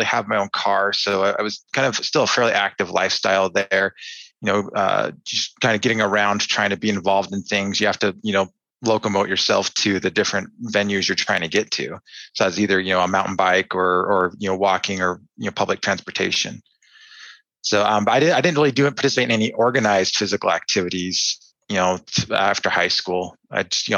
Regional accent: Anchorage, Alaska, United States; also born or lived in Fairbanks, Alaska; I was born in Fairbanks, and then my family moved to Anchorage about a year later. So growing up there

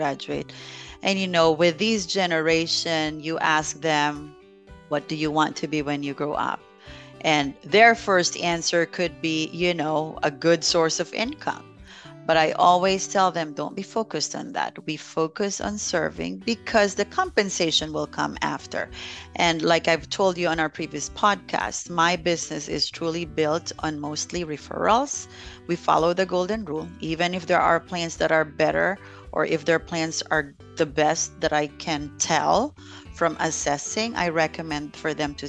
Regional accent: Philippines; now in United States; growing up in the Philippines, we weren't too wealthy.

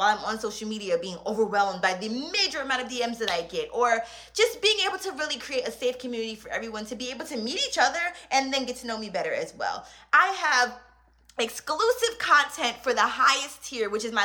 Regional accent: New York City, New York, United States; I grew up in Queens, New York

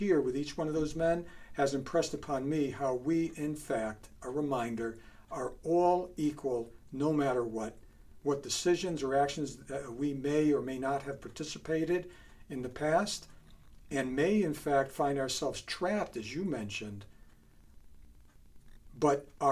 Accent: Bridgeport, Connecticut, United States; moved away; I grew up in Bridgeport, and I left Bridgeport in 1972

